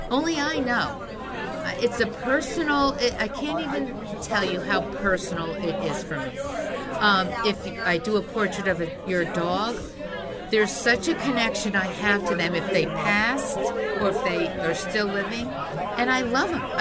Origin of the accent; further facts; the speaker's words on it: Hawthorne, United States; growing up in Hawthorne, as a lot of people know, you know, you go from kindergarten to eighth grade with the same kids